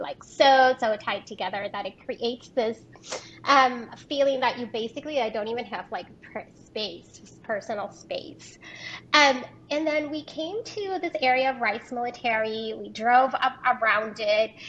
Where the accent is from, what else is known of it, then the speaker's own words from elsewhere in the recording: Puerto Rico; moved away as an adult; also born or lived in Rio Grande Valley, Texas; now in Houston, United States; I am originally from Puerto Rico and have been in the state of Texas